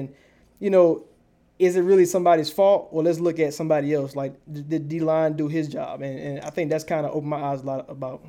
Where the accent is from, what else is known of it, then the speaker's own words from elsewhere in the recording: Augusta, Georgia, United States; I'm from Augusta, Georgia